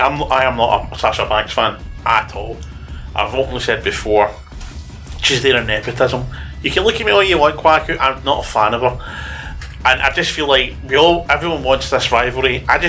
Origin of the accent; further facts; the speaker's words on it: Canada; I'm Canadian.